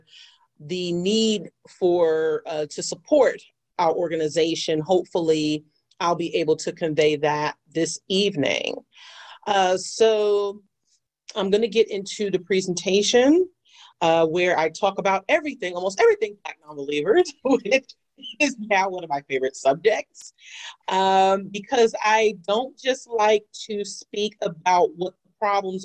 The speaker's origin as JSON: {"language": "English", "town": "New York City", "region": "New York", "country": "United States", "tie": "born or raised there"}